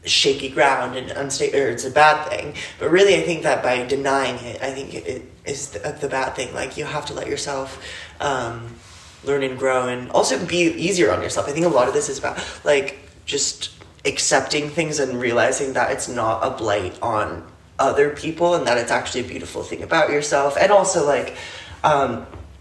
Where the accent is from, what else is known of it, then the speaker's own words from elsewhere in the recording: Phoenix, Arizona, United States; now in New York, United States; where I grew up in Phoenix.